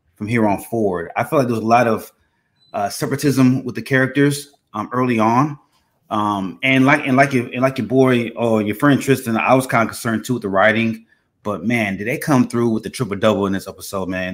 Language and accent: English; Texas, United States; I grew up in Texas.